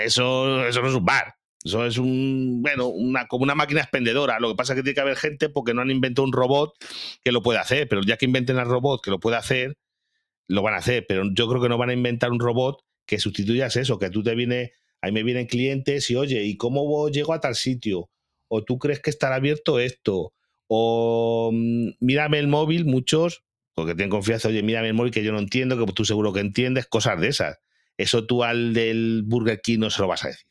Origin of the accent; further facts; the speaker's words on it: Galicia, Spain; moved away; yo que soy de Galicia, tú sabes que en Galicia pues son mucho de aldeas muy pequeñas